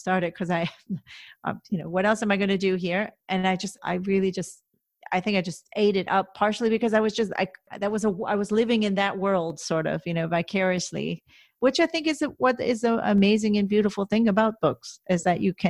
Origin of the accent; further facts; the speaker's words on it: United States; moved away as an adult; you grow up as an American